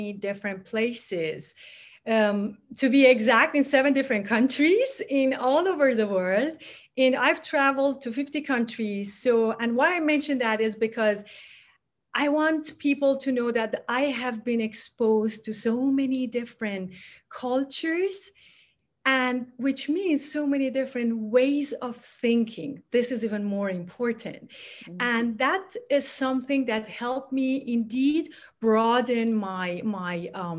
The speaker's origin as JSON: {"language": "English", "town": "Tehran", "region": "Tehran Province", "country": "Iran", "tie": "born or raised there", "moved": "yes", "lives_now": "California, United States", "said": "I was born and raised in Tehran in Iran"}